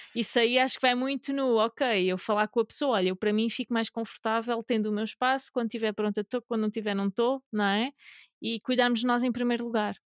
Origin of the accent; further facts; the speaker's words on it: Algarve, Portugal; also born or lived in North of Portugal; now in Northern Portugal, Portugal; Eu sou do Algarve a viver no Norte